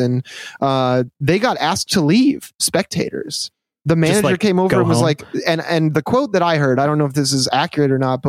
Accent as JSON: {"language": "English", "region": "Midwest", "country": "United States", "tie": "born or raised there", "said": "growing up in the Midwest, it's like everybody talks about how fucking dangerous Chicago is."}